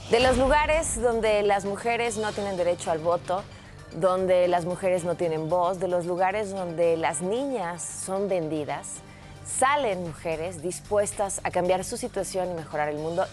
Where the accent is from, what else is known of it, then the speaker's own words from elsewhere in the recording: Mexico; moved away; el día que salí de mi pueblo